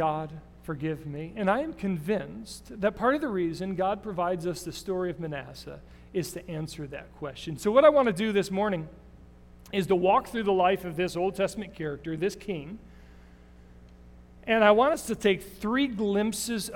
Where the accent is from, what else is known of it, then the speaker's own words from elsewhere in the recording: Davison, Michigan, United States; I grew up in Davison, Michigan